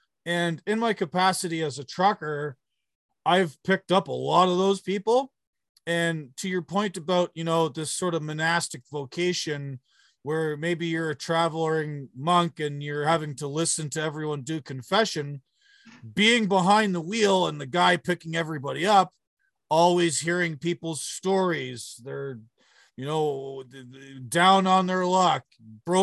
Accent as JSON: {"language": "English", "region": "Southern Ontario", "country": "Canada", "tie": "born or raised there", "said": "I grew up in Southern Ontario"}